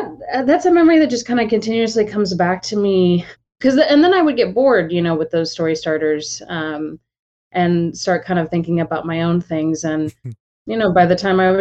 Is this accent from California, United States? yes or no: no; Austin, Texas, United States; I was born and raised in Austin